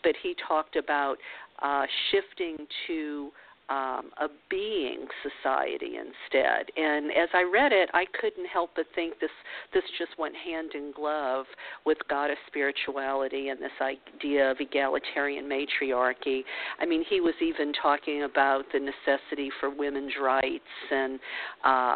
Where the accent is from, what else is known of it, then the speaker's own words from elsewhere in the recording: New Orleans, Louisiana, United States; I grew up in New Orleans